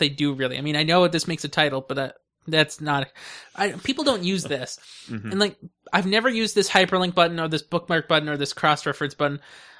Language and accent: English; California, United States; Yes, it is, because you know I'm from California, right?